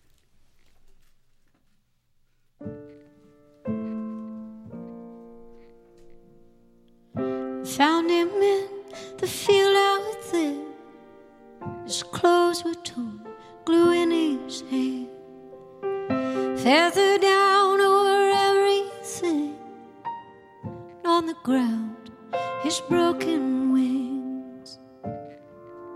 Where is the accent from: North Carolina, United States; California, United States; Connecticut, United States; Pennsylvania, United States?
North Carolina, United States; Raleigh; born or raised there; moved away as an adult; also born or lived in New York City